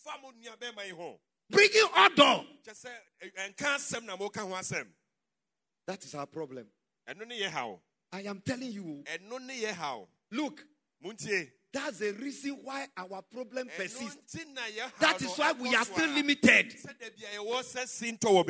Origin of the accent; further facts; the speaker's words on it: Ghana; In my hometown, Kwafutoji